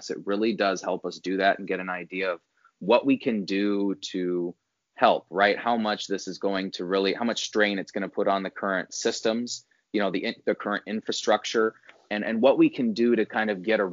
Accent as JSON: {"language": "English", "region": "Northwest Indiana", "country": "United States", "tie": "born or raised there", "said": "I grew up in Northwest Indiana."}